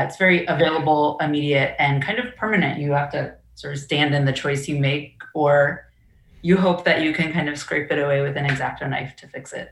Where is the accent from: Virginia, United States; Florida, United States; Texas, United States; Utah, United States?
Virginia, United States; Orange County; growing up in Orange, I definitely felt um, different